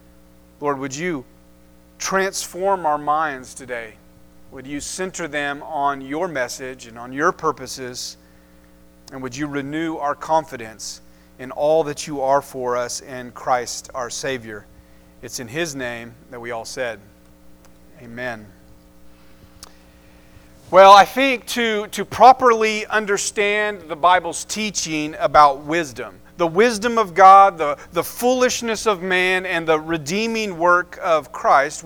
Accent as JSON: {"language": "English", "town": "Enid", "region": "Oklahoma", "country": "United States", "tie": "born or raised there", "said": "I grew up here in Enid"}